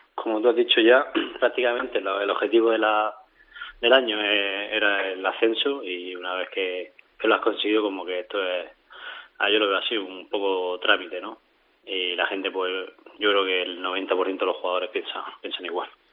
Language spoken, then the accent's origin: Spanish; Region of Murcia, Spain; yo soy de aquí de Murcia